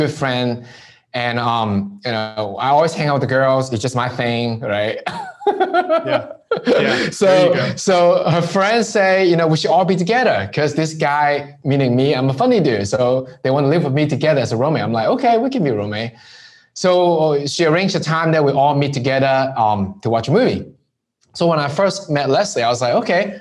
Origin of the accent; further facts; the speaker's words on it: Hong Kong; now in United States; from where I grew up in Hong Kong